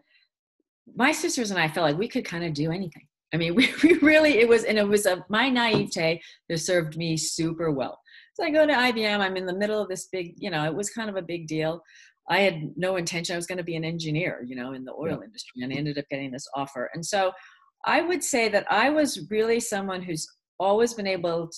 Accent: United States; English is a second language; I was pretty much terrified as a kid in the States.

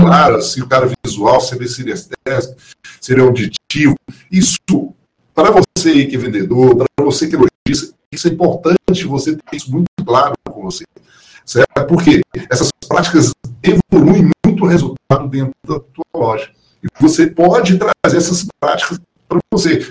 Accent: Minas Gerais, Brazil; accent: mineiro; aqui do Em Minas Gerais, nós falávamos assim, "Uai, o negócio, o trem é bom demais."

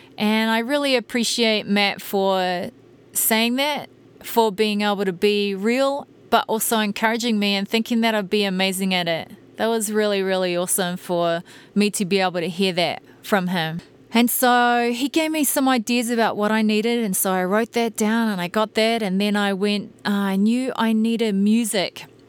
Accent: New Zealand; moved away as an adult; now in United States; I'm a Kiwi

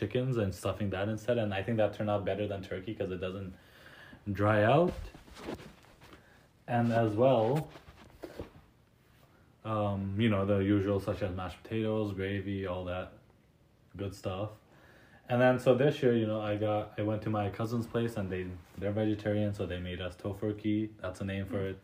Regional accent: United States; now in Canada; Growing up in the States

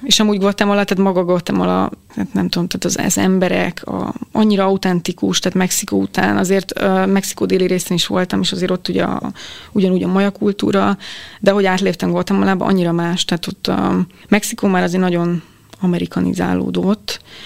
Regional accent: Hungary; én Magyarisztánból vagyok

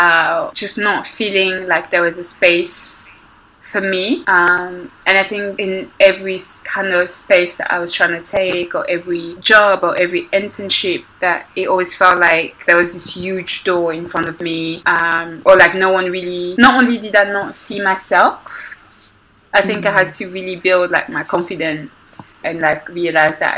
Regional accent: Belgium; moved away as an adult; also born or lived in Congo; now in London, United Kingdom; I grew up in Belgium

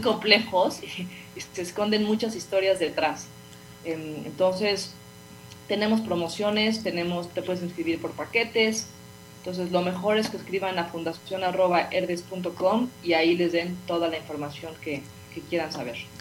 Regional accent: Mexico; como somos mexicanos

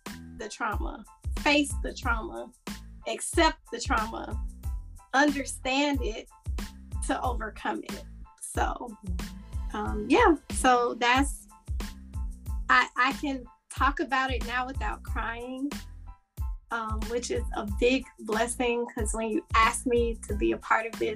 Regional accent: Atlanta, Georgia, United States; moved away as an adult; also born or lived in Florida; I'm from Atlanta. I moved back home 7 years ago

